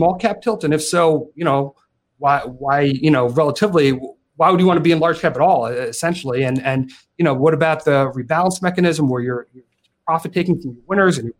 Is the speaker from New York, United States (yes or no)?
yes; New York, United States; moved away as an adult; now in Michigan, United States; I'm a New Yorker, you know, I'm a New Yorker originally, and I'd been in New York for just about all my life